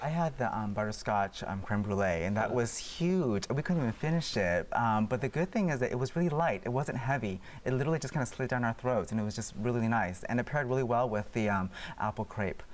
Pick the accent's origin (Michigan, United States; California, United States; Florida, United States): California, United States; San Francisco; I grew up in San Francisco